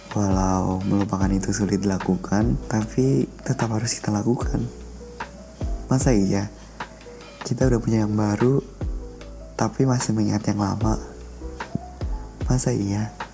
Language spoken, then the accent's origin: Indonesian; Banyumas, Central Java, Indonesia; born there; Aku lahir di Banyumas 5 November 2003